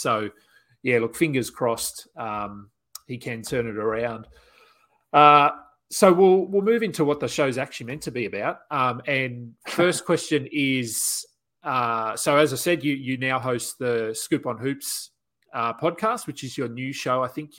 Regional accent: Australia; And being Australian, Ben Simmons is sort of in the news a little bit over here

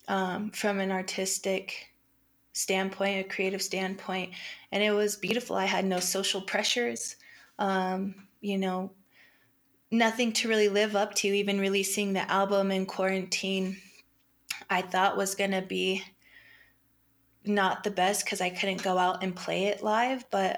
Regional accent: Colorado, United States; I've born and raised in Colorado

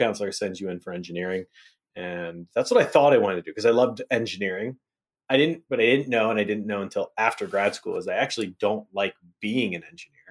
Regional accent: Hagerstown, Maryland, United States; I grew up in Western Panhandle of Maryland, a little place called Hagerstown, Hickersville, Hagersbush

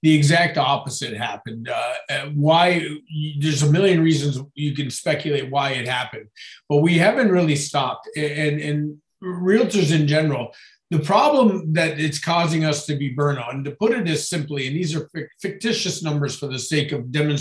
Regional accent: Niagara, Ontario, Canada; me being born and raised in Niagara

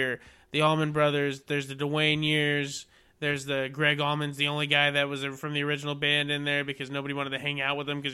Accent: Oklahoma, United States; also born or lived in Virginia; I'm from Virginia, raised in Oklahoma.

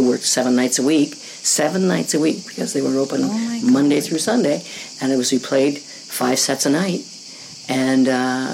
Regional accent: Winnipeg, Manitoba, Canada; growing up in Winnipeg, Manitoba, mm-hmm. Canada.

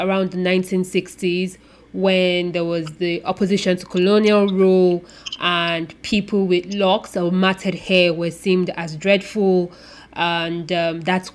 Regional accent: Yoruba-speaking part of Nigeria, southwestern Nigeria, Nigeria; where I'm from in Africa or Nigeria, I'm from the Yoruba speaking part of Nigeria

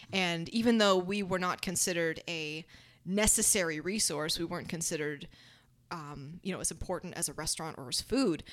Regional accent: Dade City, Florida, United States; also born or lived in Tampa; Paul and I did a lot of our growing up in Dade City

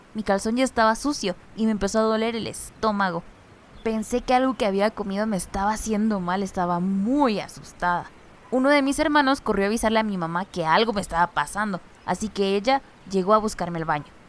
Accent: San Mateo Ixtatán, Huehuetenango, Guatemala; first language Chuj; Spanish is a second language; originaria de San Mateo Ixtatán, Huehuetenango. Soy mayablante chug.

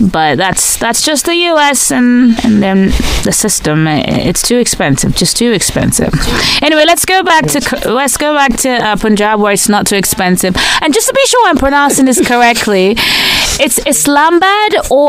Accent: Nigeria; now in United States; Well, I'm from Nigeria. I live in the US right now.

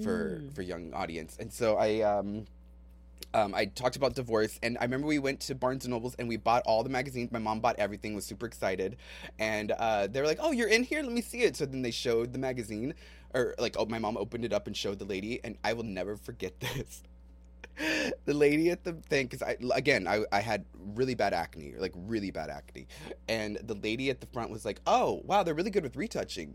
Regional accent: San Antonio, Texas, United States; I grew up in San Antonio

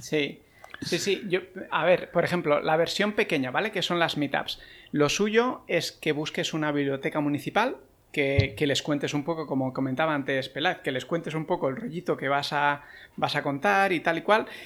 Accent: Terrassa, Catalonia, Spain; la meetup de Tarrasa, que esa es la pequeñita, es la de mi pueblo, y la monto un poco para ponérselo fácil a la gente de aquí

